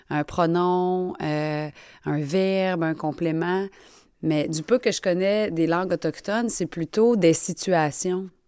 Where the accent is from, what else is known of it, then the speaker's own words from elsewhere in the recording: Quebec, Canada; accent: Québécois; j'entends notre accent québécois. C'est-à-dire, admettons, nous les Québécois, c'est quoi la différence avec les Français, par exemple?